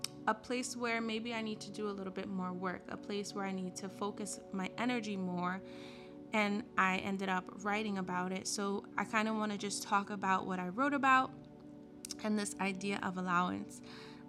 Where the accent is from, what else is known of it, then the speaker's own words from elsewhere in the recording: United States; growing up in America